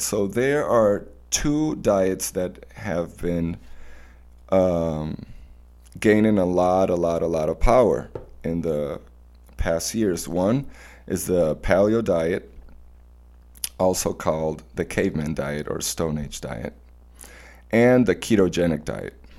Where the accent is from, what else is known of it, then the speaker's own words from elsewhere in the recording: Mérida, Venezuela; My hometown, Mérida, it's a mountain city